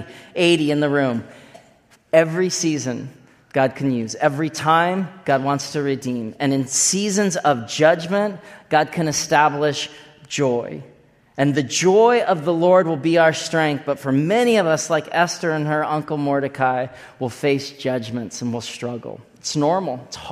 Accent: Olympia, Washington, United States; I was just a kid that grew up in a certain time in Olympia, Washington. It kind of looks like a fairy tale, really. This is my hometown.

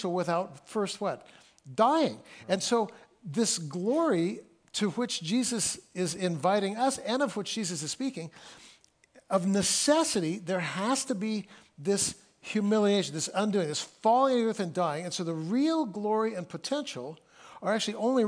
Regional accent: California, United States; also born or lived in Friday Harbor, Washington / Mount Vernon, Washington; now in Seattle, United States; I'm from California

